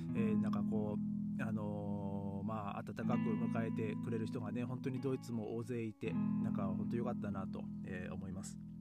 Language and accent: Japanese; Japan; moved away as an adult; now in Europe; 日本に帰った時にですね僕の地元